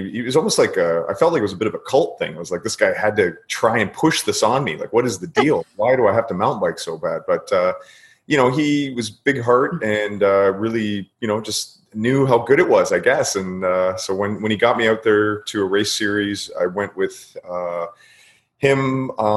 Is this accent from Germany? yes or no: no; Queensville, Ontario, Canada; also born or lived in Toronto; Queensville, which no one's ever heard of, little farm town, kind of north of Newmarket, maybe an hour north of Toronto. That's where I kind of grew up